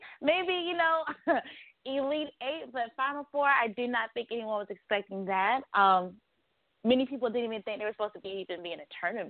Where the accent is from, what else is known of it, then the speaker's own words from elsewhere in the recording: North Carolina, United States; I just grew up a sports fan in North Carolina, especially with Tobacco Road